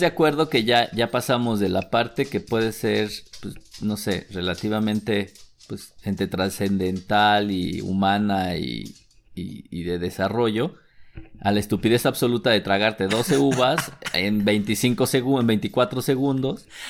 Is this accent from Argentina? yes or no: no; Mexico; mexicano con el síndrome del jamaicón